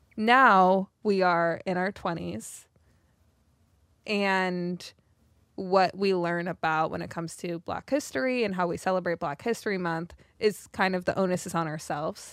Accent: South Africa; I grew up in South Africa

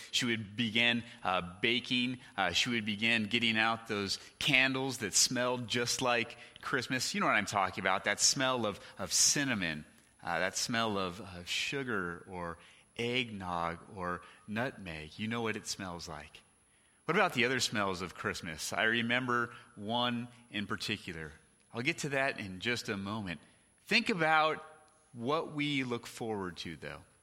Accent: California, United States; the house we lived in growing up in California

